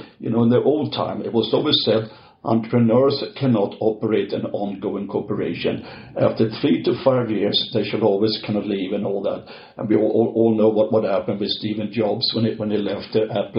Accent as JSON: {"language": "English", "town": "Stockholm", "region": "Stockholm County", "country": "Sweden", "moved": "yes", "said": "I'm from Stockholm, Sweden"}